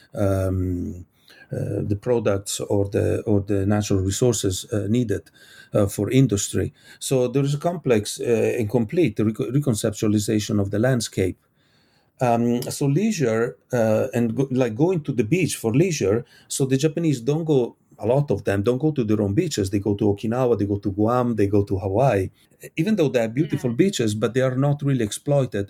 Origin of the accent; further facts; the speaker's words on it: Italy; I come from Italy. We have beautiful beaches